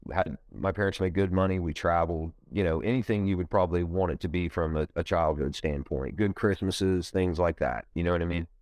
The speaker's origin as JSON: {"language": "English", "region": "Ohio", "country": "United States", "tie": "born or raised there", "said": "I'm from Ohio, um, you know, uh, I was born in Ohio, uh, I've been here my whole life."}